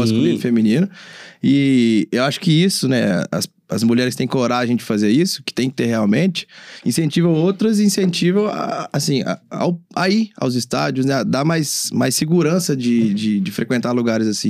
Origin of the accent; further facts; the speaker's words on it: Minas Gerais, Brazil; also born or lived in Vitória; eu, como mineiro, me identifico.